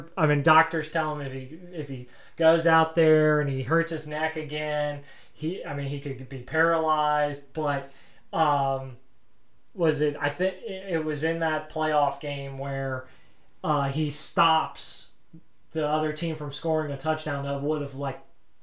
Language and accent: English; Wales, United Kingdom; I'm not a Mick. I'm bloody Welsh.